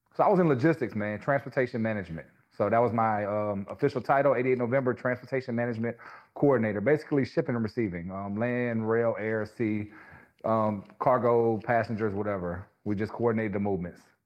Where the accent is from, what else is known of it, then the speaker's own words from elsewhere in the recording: Louisiana, United States; now in Charlotte, United States; I grew up in Louisiana, small town, one stoplight, everybody knows everybody kind of place